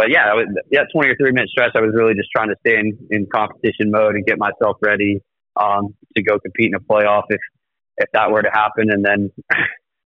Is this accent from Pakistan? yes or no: no; Edmond, Oklahoma, United States; moved away as an adult; also born or lived in Fayetteville, Arkansas; growing up in Edmond